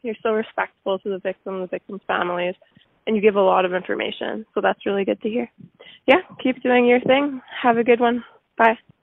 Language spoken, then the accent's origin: English; Yorkton, Saskatchewan, Canada; moved away as an adult; now in Kamloops, Canada; I'm from York, Saskatchewan